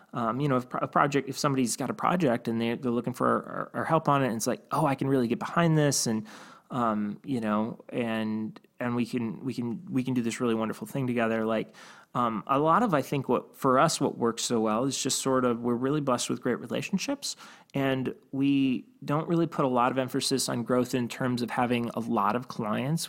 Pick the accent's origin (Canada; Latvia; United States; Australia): United States; Cleveland, Ohio; I grew up in Cleveland